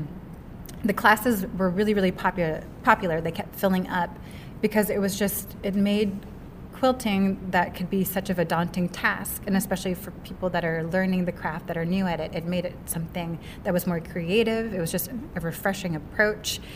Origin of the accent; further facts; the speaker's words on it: Seattle, Washington, United States; I'm from Seattle, Washington